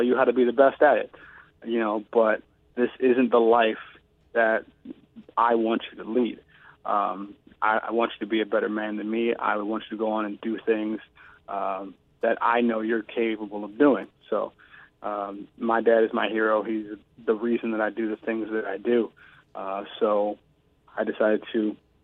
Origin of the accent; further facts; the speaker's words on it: Cleveland, Ohio, United States; moved away; being on the streets at east side of Cleveland, Ohio